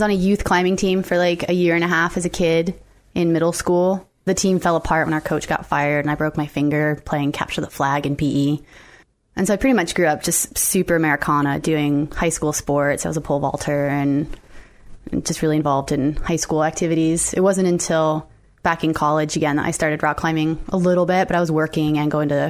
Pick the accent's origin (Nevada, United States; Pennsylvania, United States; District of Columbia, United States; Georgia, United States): Nevada, United States; Las Vegas; moved away as an adult; Born and raised.